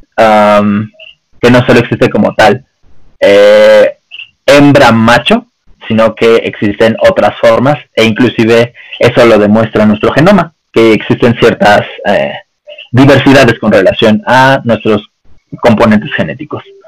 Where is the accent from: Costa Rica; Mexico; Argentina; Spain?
Mexico; nosotros, como los mexicanos